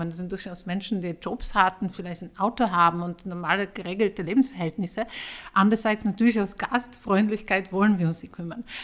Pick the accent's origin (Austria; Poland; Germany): Poland; German is a second language; Ich bin Polin, also ich habe mit der Sprache dann ein bisschen einfacher gehabt.